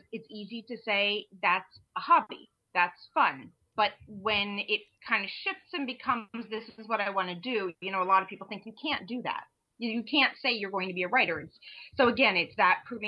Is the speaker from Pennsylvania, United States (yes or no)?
yes; Eastern Pennsylvania, United States; I'm from Pennsylvania, Eastern Pennsylvania.